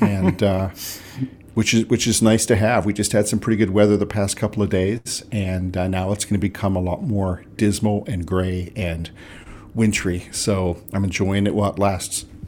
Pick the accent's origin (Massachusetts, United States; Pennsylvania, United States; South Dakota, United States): Pennsylvania, United States; Pittsburgh; accent: North Side Pittsburgh; growing up in Pittsburgh